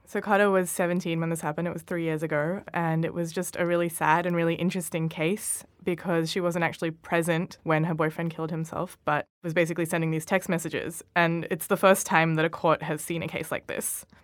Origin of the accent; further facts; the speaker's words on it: Australia; as an Australian representative